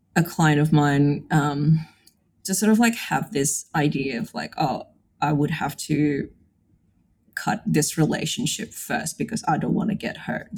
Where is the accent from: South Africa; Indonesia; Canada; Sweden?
Indonesia; moved away as an adult; now in Brisbane, Australia; I was born and raised in Indonesia, but I've been living in Brisbane for the last 12 years.